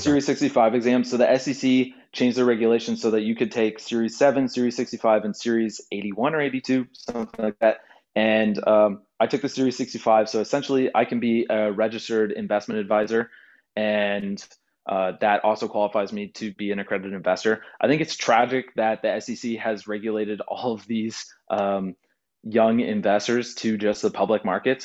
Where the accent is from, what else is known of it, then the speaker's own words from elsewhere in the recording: Houston, Texas, United States; I grew up in Houston near the NASA Space Center.